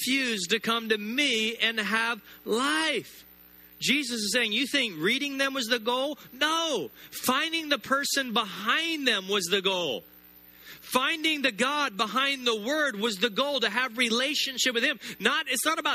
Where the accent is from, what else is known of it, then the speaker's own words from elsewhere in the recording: the South, United States; I grew up in the South, Southern Baptist